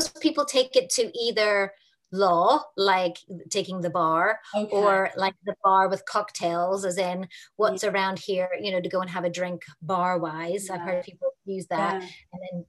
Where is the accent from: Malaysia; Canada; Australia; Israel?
Australia; now in Northern Ireland, United Kingdom; And also I'm based in Northern Ireland, but I grew up in Australia and I've traveled around the world and lived in different places.